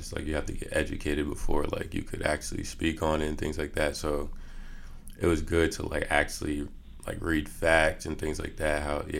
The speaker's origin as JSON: {"language": "English", "region": "East Coast", "country": "United States", "said": "because he knows I'm from the East Coast."}